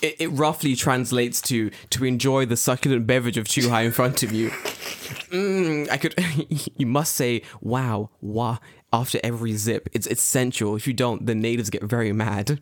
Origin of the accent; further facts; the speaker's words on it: London, United Kingdom; now in Japan; I'm from London.